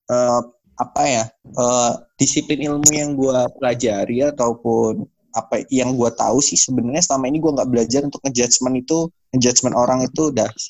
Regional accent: Pringsewu, Lampung, Indonesia; born there; Uh, saya lahir di Pringsewu ya.

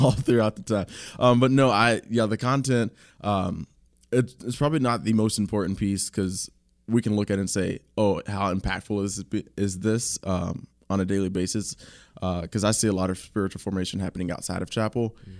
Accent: Kentucky, United States; I'm from Kentucky

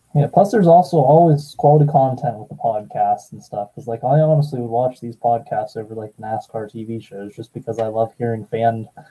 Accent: Pennsylvania, United States; I'm from Pennsylvania

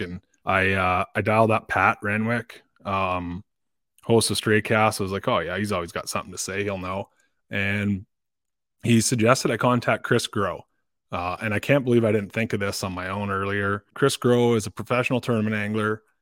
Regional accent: Dryden, Ontario, Canada; I grew up in Dryden. That's, uh, that's where I spent the first fifteen or so years of my life

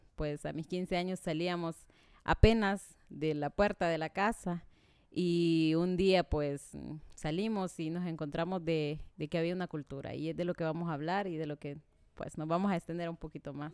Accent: Tegucigalpa, Francisco Morazán, Honduras; soy de aquí, Teucigalpa, Honduras, eh, muy orgullosa de mi país. Em, pues en la escuela fue, me fue muy bien, en el al colegio. Em, bueno, nací en el barrio Laureles, un barrio en donde pues crecimos muchos

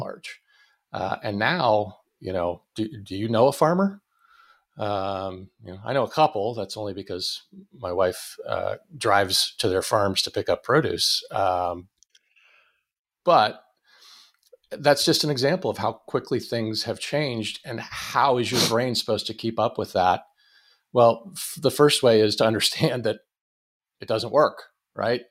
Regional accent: Erie, Pennsylvania, United States; moved away as an adult; also born or lived in Pittsburgh; I grew up in Erie

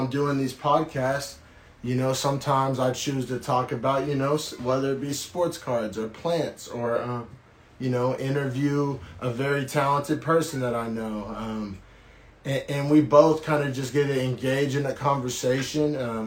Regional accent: Norman, Oklahoma, United States; now in Bay Area, United States; I was raised in Oklahoma, sometimes in a small town

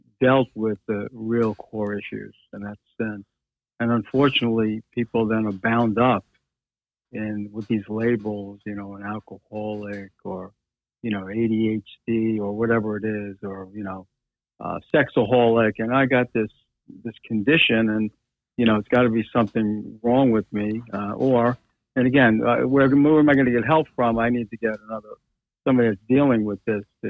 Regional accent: New York, United States; I am a New Yorker

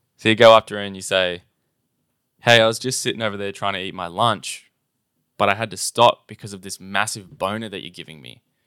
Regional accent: Australia; we're not quite as Australian as everyone else

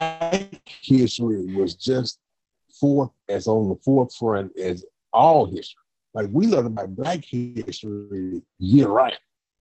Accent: Alabama, United States

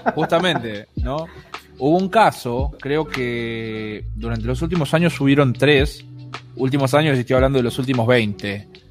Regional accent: Argentina; accent: Argentine; now in Buenos Aires, Argentina; Yo nací en un pueblo muy pequeño del interior del país, de Argentina. En este momento estoy en Buenos Aires, pero eh, no nací en Buenos Aires.

